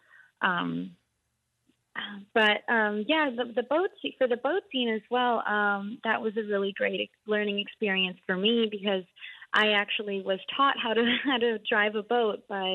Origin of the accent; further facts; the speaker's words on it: Iqaluit, Nunavut, Canada; we're all from, born and raised in Iqaluit